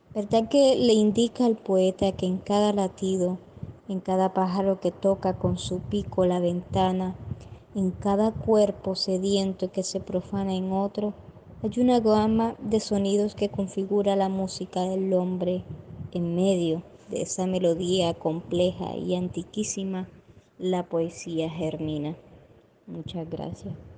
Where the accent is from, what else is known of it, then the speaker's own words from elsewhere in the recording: Cereté, Córdoba, Colombia; Soy poeta de Cerete, Córdoba.